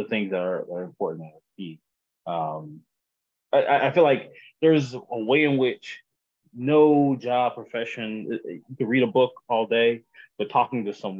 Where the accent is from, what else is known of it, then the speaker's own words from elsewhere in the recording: South Carolina, United States; moved away; also born or lived in Texas; I'm from South Carolina, but I lived in Texas for 5 years